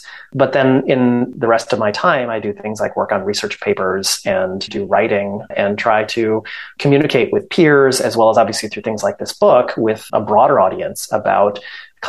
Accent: Stoughton, Wisconsin, United States; also born or lived in Madison, Wisconsin; I'm from Stoughton.

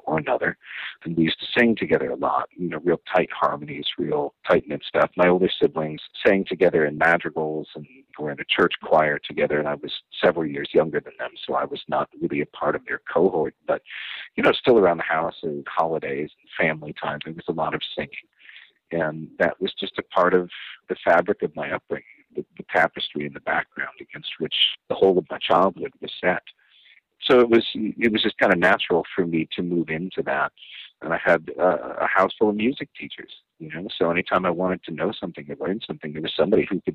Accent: Rockford, Illinois, United States; I grew up in Rockford, Illinois

